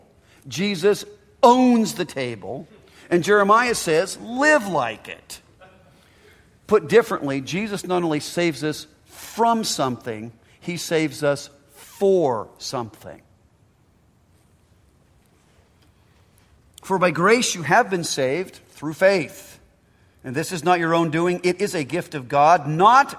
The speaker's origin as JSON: {"language": "English", "country": "United States", "said": "I'm an American and an Italian"}